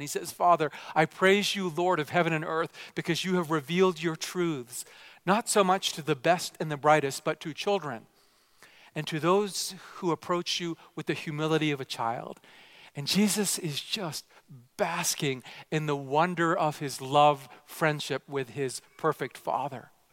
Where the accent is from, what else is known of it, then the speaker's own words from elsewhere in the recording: Vancouver, British Columbia, Canada; also born or lived in Japan; I was raised primarily here in Canada